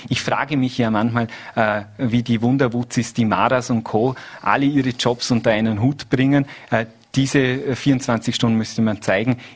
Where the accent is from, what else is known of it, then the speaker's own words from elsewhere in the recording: Vorarlberg, Austria; Also bei uns in Vorarlberg, und da habe ich einen sehr guten Einblick, da stehen wir äh, sehr gefestigt da.